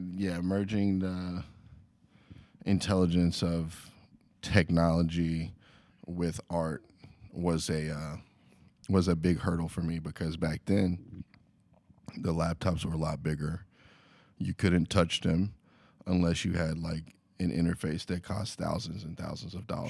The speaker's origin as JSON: {"language": "English", "town": "Lexington", "region": "Kentucky", "country": "United States", "moved": "as an adult", "lives_now": "Los Angeles, United States", "said": "I'm from Lexington, Kentucky originally"}